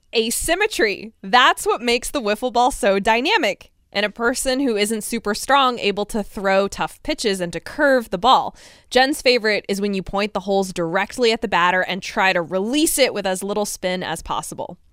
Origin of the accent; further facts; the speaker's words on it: Connecticut, United States; my home state of Connecticut.